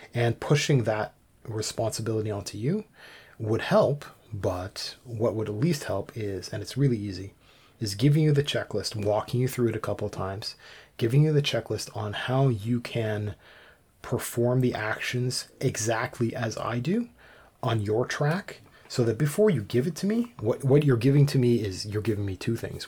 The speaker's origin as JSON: {"language": "English", "country": "Canada", "said": "I'm Canadian, and we've got some French in some places"}